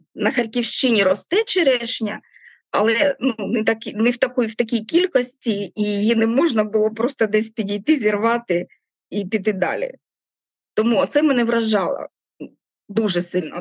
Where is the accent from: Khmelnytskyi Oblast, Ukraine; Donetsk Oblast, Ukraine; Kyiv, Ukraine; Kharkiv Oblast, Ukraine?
Kharkiv Oblast, Ukraine; Kharkiv; now in Melitopol, Ukraine; я не Мелітополька, я харків'янка